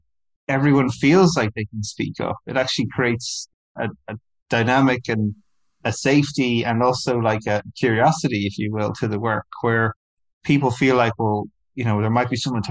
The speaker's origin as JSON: {"language": "English", "country": "Ireland", "tie": "born or raised there", "said": "I grew up in Ireland"}